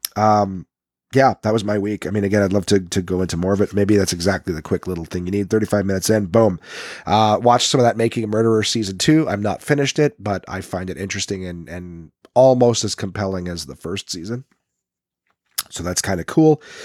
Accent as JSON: {"language": "English", "town": "Ottawa", "region": "Ontario", "country": "Canada", "accent": "Nepean, Ottawa", "moved": "yes", "said": "I'm from Nepean."}